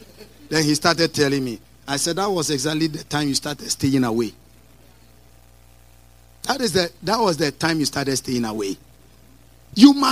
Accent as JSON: {"language": "English", "town": "Kukurantumi", "region": "Eastern Region", "country": "Ghana", "said": "I am from Kukurantumi village somewhere."}